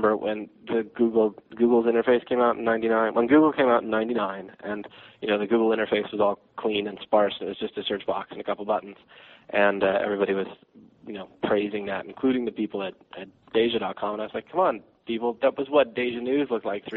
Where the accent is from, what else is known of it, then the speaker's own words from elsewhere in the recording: Austin, Texas, United States; I'm originally, more or less, I would claim as my hometown, Austin, Texas